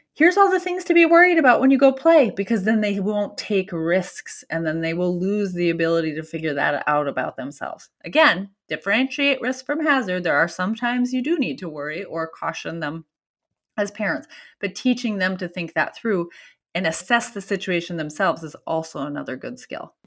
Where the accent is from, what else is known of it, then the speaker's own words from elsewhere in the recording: Minnesota, United States; I'm from Minnesota